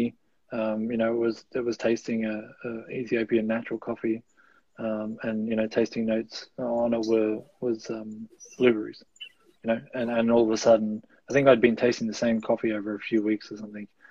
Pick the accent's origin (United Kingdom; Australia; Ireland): Australia; Gold Coast, Queensland; moved away as an adult; also born or lived in Melbourne, Australia; now in New Zealand; I was born in Melbourne. My family moved up to the Gold Coast when I was about 8 years old